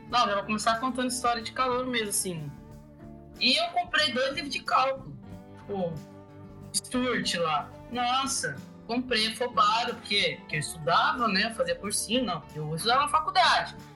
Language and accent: Portuguese; Luanda, Luanda Province, Angola; now in Maringá, Brazil; Sou de Luanda, mas vivo em Maringá já faz uns seis anos.